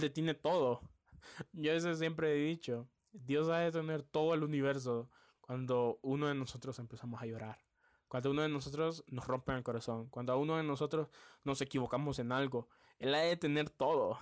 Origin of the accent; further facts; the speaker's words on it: Tegucigalpa, Francisco Morazán, Honduras; also born or lived in San Pedro Sula; yo me vine para aquí a Tegucigalpa, la capital. Aquí es donde yo nací, aquí es donde siempre he vivido